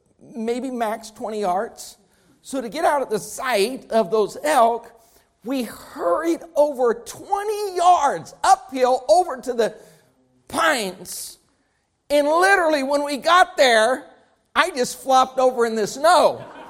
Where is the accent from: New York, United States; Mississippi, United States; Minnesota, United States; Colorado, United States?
Colorado, United States; now in Texas, United States; I grew up in Colorado.